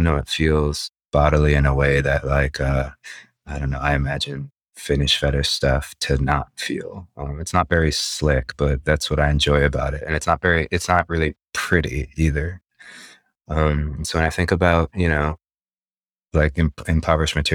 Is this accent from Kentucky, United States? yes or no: no; Los Angeles, California, United States; born and raised in Los Angeles